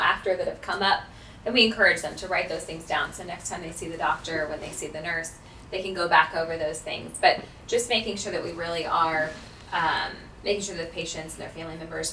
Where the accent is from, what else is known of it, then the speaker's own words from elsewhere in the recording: Jacksonville, Florida, United States; I am actually born and raised in Jacksonville